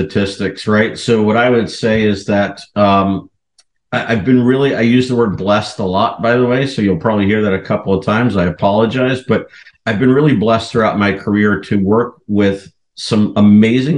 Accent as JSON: {"language": "English", "region": "New York area", "country": "United States", "tie": "born or raised there", "accent": "New York", "moved": "yes", "lives_now": "Chicago, United States", "said": "originally born and raised in the New York area. When I get angry, the New York comes out"}